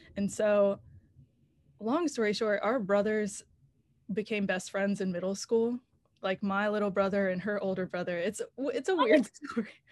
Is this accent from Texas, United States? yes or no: no; Raleigh, North Carolina, United States; moved away as an adult; now in Nashville, United States; I am from North Carolina. I'm from Raleigh